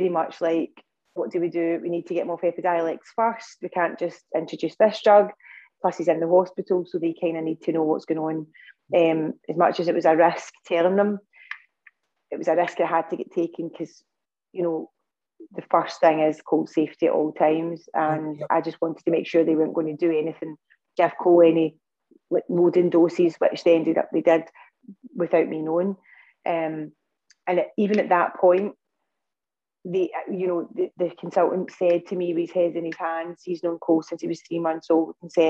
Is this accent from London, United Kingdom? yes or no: no; Scotland, United Kingdom; I'm from Scotland